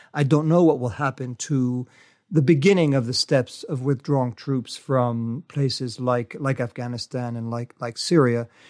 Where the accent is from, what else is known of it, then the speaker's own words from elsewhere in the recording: United States; as an American